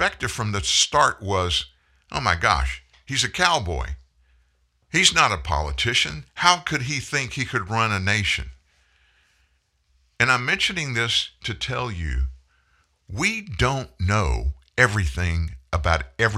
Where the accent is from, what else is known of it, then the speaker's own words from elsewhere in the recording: United States; I'm an American.